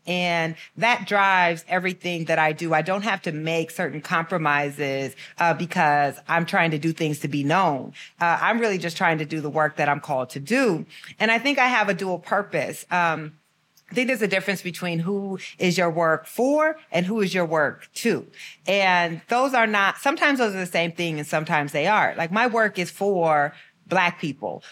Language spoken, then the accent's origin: English; Waterloo, Iowa, United States; growing up in Waterloo, uh, definitely shaped the, the, uh, my desire to become a journalist